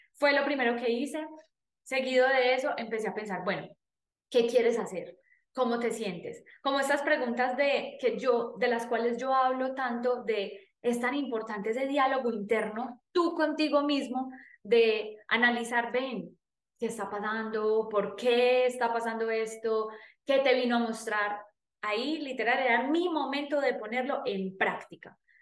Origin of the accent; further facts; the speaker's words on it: Paisa region, Antioquia, Colombia; accent: paisa; hablando con mi acento paisa